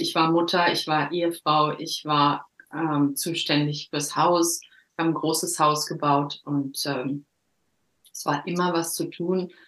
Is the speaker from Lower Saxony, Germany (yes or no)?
no; Herne, North Rhine-Westphalia, Germany; moved away as an adult; also born or lived in Cologne / Düsseldorf; now in Norway; Ich bin 1976 geboren worden in Herne im Ruhrpott. Und ähm, da bin ich auch die ersten 19, 20 Jahre groß geworden